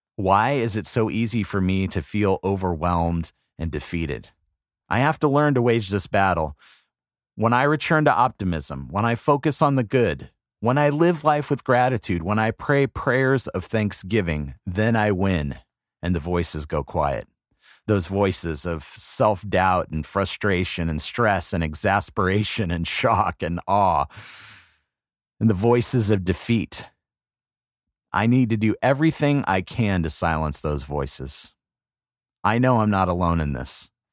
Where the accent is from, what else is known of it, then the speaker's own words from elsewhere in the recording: West Coast, United States; now in East Coast, United States; growing up on the West Coast